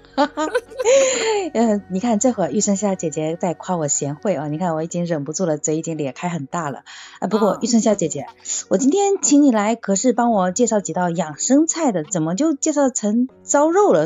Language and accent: Chinese; Zhejiang, China; 我是浙江人